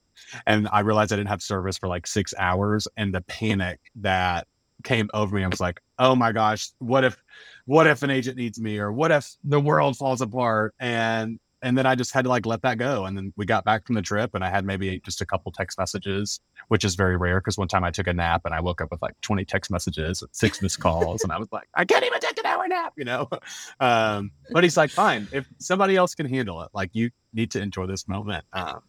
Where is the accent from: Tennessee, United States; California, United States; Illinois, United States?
Tennessee, United States; Memphis; I am from Memphis, so we can get crunk if we have to, but not normally.